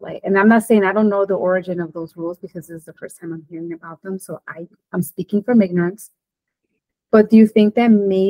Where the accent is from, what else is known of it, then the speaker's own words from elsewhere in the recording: Chicago, Illinois, United States; I'm coming from Chicago, which is not known to be a super friendly city.